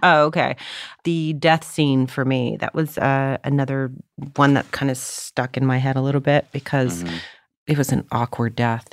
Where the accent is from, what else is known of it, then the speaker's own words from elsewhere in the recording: Canada; now in Los Angeles, United States; as the Canadian